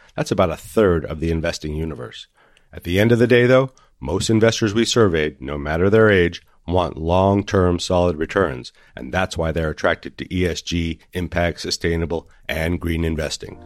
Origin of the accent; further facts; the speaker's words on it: Santa Fe, New Mexico, United States; Santa Fe, New Mexico, my hometown